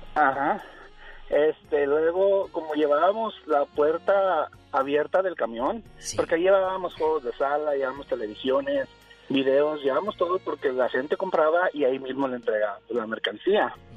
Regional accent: Chihuahua, Mexico; now in Utah, United States; yo soy de Chihuahua

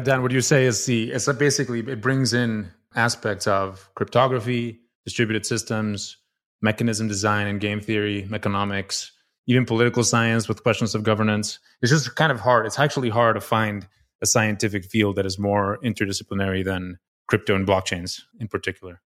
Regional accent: Mexico City, Mexico; moved away as an adult; also born or lived in Stanford, United States; I was, uh, born and raised in Mexico City

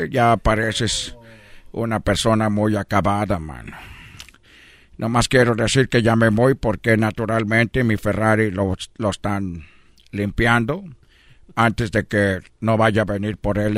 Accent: Nezahualcóyotl, State of Mexico, Mexico; also born or lived in Tepito; además yo soy un mexicano de Tepito, de, yo soy de, de Nesa, y tú eres de Brasil

